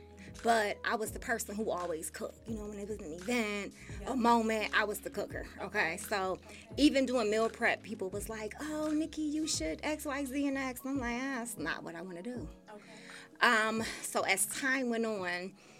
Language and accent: English; Buffalo, New York, United States; born and raised in Buffalo